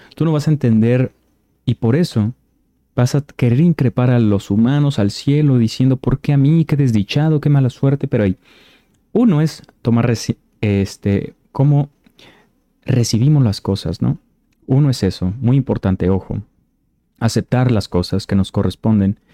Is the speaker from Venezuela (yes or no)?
no; Mexico; yo soy de México